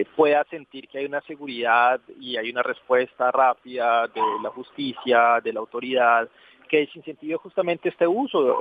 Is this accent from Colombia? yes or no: yes; Colombia; nosotros como colombianos